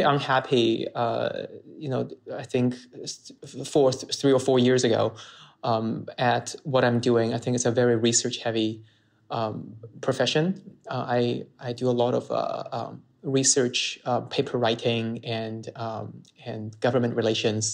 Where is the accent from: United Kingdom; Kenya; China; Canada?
China; Chongqing; moved away as an adult; also born or lived in Beijing, China; now in United States; a trip back to my hometown, Chongqing, back in China